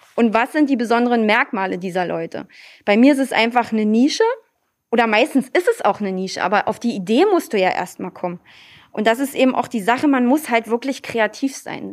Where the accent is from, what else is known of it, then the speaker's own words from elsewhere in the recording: Lübbenau, Brandenburg, Germany; Aber hier ist nun mal meine Heimat. Hier sitzt die Tradition. Hier sitzt die Tracht.